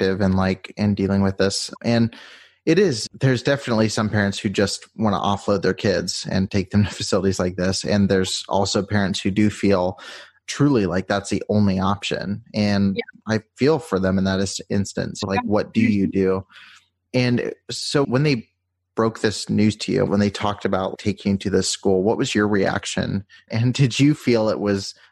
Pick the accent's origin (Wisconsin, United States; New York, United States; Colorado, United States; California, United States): California, United States; near Riverside; moved away; I grew up near like Riverside